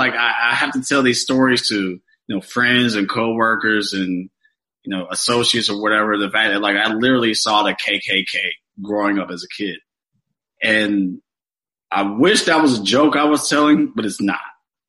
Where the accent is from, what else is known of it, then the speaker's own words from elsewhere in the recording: Stone Mountain, Georgia, United States; I grew up in Stone Mountain, born and raised. We were the first black family in our neighborhood, and then watched the whole white flight happen and everything, and watched Stone Mountain transition from a all-white neighborhood to an all-black neighborhood.